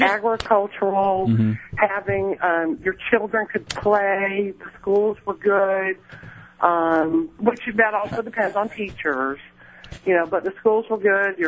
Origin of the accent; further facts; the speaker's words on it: Angier, North Carolina, United States; But I come from Anger, North Carolina, mm-hmm. which is where … had come from. And Anger was a sleepy agricultural society.